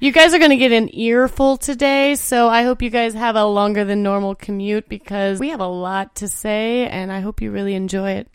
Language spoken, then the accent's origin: English; Indiana, United States; born or raised there